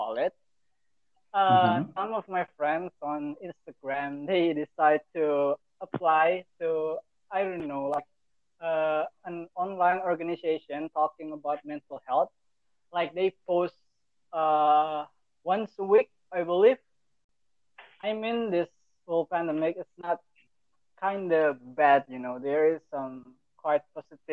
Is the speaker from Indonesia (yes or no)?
yes; Surakarta, Central Java, Indonesia; I'm from Solo